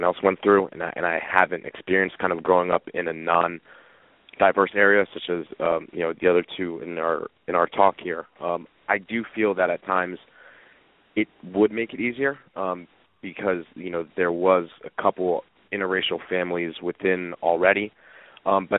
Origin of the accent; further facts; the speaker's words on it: Bethlehem, Pennsylvania, United States; also born or lived in Maryland; I grew up in Bethlehem, Pennsylvania.